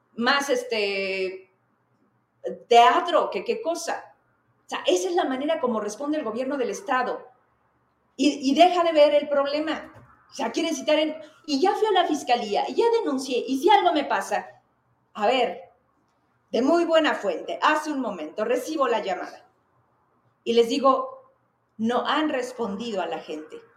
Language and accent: Spanish; Zacatecas, Mexico